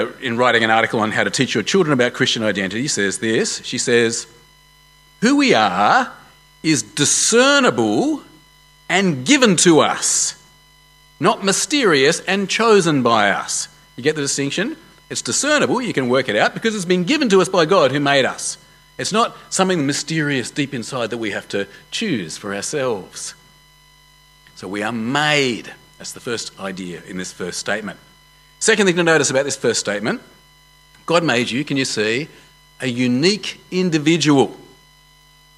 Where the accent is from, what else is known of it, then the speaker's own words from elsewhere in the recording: Australia; I am an Australian man of Jewish heritage